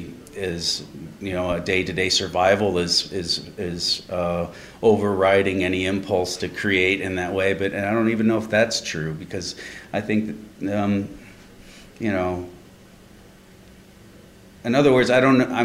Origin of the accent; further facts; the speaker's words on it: Midwest, United States; a guy growing up in the Midwest